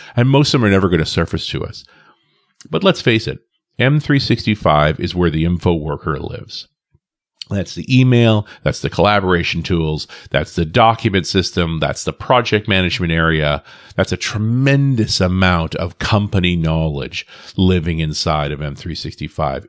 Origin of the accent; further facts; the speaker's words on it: Canada; I'm a Canadian living next door to the U S